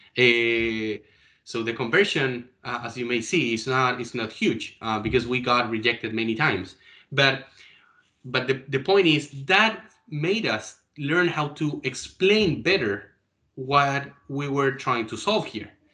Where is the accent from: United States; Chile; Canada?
Chile; Chile, my hometown.